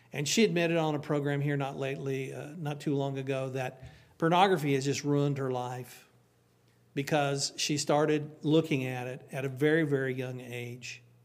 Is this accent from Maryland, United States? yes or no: no; Oklahoma, United States; moved away; I'm from Oklahoma